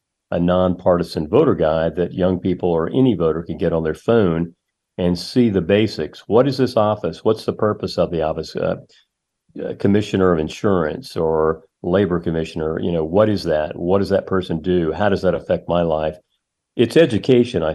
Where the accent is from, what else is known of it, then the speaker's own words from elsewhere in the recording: Charlotte, North Carolina, United States; I subscribed to the Charlotte Observer, my hometown